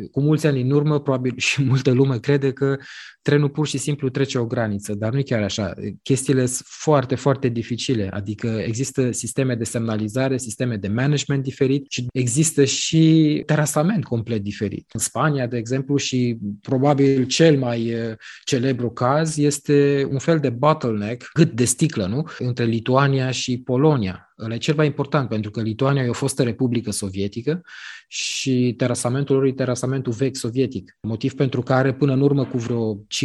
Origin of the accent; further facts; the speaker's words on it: Romania; guvernul nostru, guvernul României